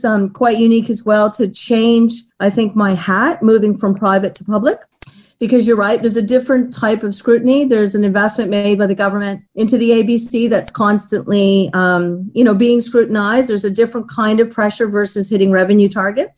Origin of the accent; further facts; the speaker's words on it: Toronto, Ontario, Canada; moved away as an adult; now in Sydney, Australia; I was born and raised in Toronto, Canada.